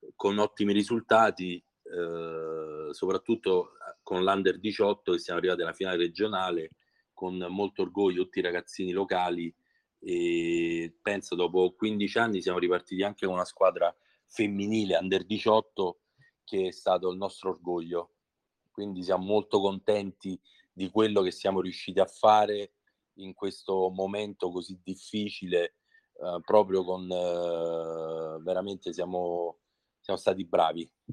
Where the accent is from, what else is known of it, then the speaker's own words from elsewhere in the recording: Scauri, Lazio, Italy; quando fui convocato per la prima volta con la certo. squadra del mio paese